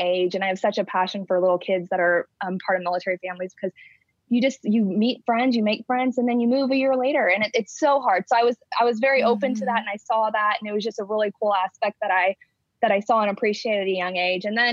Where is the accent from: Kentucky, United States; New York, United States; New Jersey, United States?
Kentucky, United States; Fort Knox; moved away; I'm from Fort Knox, Kentucky, which is a really small military base in Kentucky. And I grew up in and around the Army